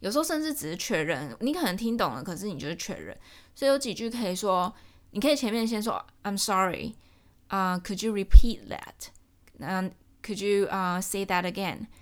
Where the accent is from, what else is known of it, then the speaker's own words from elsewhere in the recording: Taiwan; moved away as an adult; now in Georgia, United States; 我身在台湾，我私也要在台湾